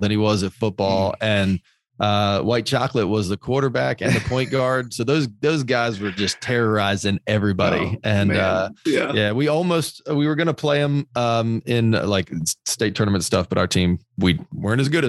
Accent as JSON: {"language": "English", "region": "West Virginia", "country": "United States", "tie": "born or raised there", "also_born_or_lived": "Texas", "moved": "as an adult", "lives_now": "Virginia, United States", "said": "I grew up in West Virginia"}